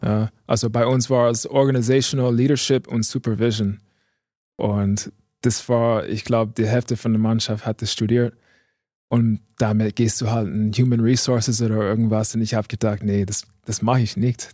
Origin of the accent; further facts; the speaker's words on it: Indianapolis, Indiana, United States; German is a second language; moved away as an adult; now in Germany; Ich komme aus Indiana. Ähm, Indianapolis, Indiana